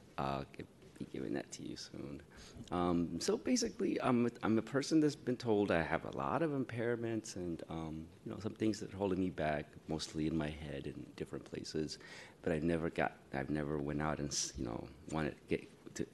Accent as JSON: {"language": "English", "town": "San Francisco", "region": "California", "country": "United States", "tie": "born or raised there", "said": "I grew up in San Francisco. I went to elementary school here at Cobb, and then middle school at Roosevelt, and then at Galileo"}